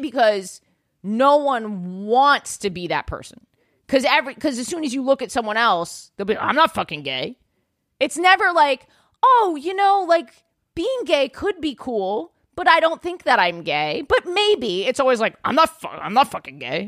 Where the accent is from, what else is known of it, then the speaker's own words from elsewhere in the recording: New York City, New York, United States; I grew up, like, in Yorkville